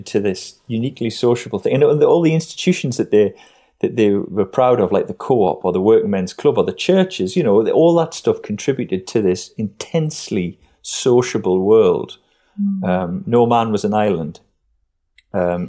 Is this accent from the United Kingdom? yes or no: yes; Northumberland coalfield, North East England, United Kingdom; growing up in the Depression, in the Northumberland coalfield